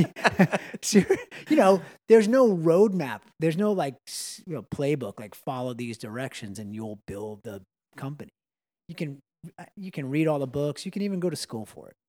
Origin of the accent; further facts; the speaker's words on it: Long Island, New York, United States; we grew up in Long Island